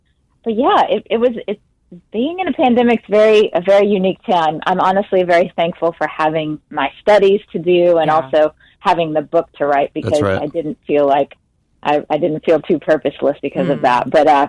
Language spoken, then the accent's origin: English; Jackson, Mississippi, United States; moved away as an adult; also born or lived in Nashville, Tennessee; I grew up, I was born and raised in Jackson, Mississippi.